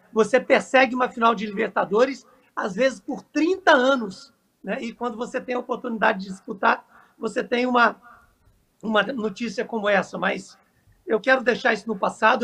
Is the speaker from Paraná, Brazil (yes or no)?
no; Três Corações, Minas Gerais, Brazil; eu sou nascido em Três Corações, assim como o Rei Pelé.